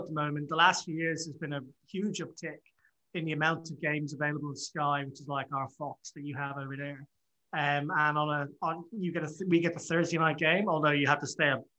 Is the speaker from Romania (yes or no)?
no; Dublin, Leinster, Ireland; when I was growing up in Dublin